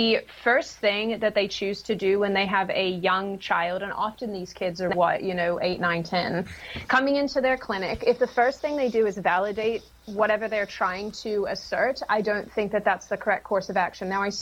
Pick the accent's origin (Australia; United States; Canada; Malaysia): Australia; Australia, my home state, my home city